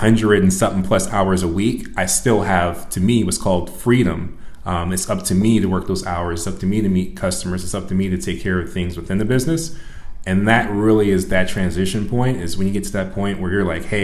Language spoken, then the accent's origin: English; Rock Island, Illinois, United States; also born or lived in Florida; I'm originally from the Quad City area. I was raised in Rock Island.